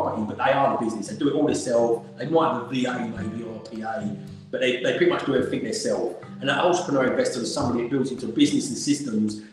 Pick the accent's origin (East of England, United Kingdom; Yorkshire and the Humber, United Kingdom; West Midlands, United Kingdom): East of England, United Kingdom; Essex; also born or lived in London; I was born in London, and I'm proud of being born in the capital of the UK. It's a great city. But then from the age of six, I grew up in a little village in Essex called Avery